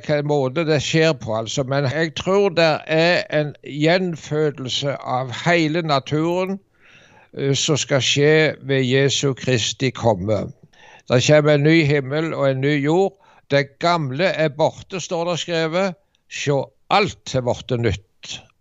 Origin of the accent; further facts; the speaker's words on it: Norway; hjemme i Dubland.